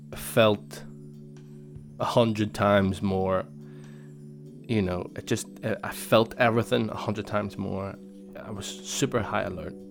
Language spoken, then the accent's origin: English; Northern Ireland, United Kingdom; Northern Ireland, and I would say I'm Northern Irish